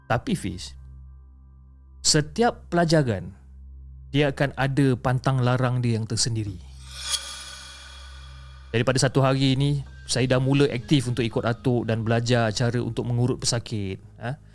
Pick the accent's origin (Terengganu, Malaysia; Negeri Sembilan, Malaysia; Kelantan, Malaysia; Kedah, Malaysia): Negeri Sembilan, Malaysia; Seri Menanti; saya ini berasal daripada Seri Menanti Negeri Sembilan dan saya menetap dekat kampung bersama keluarga semasa kecil dan berjiran dengan atuk.